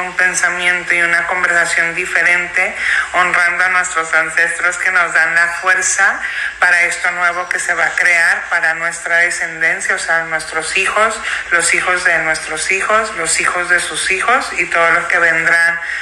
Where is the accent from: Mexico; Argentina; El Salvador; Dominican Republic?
Mexico; now in United States; soy tan mexicana como norteamericana